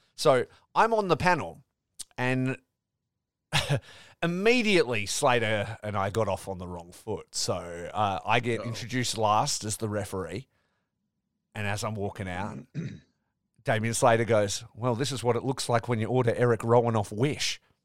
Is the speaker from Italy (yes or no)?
no; Perth, Western Australia, Australia; these are these are my people, right? You'd think I'm a podcaster from Perth